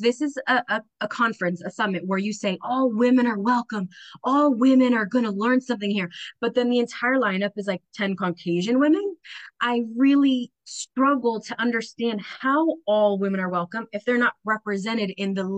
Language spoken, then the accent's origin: English; Roxbury, New Jersey, United States; also born or lived in Bayonne, New Jersey / Minnesota; I grew up in Roxbury, New Jersey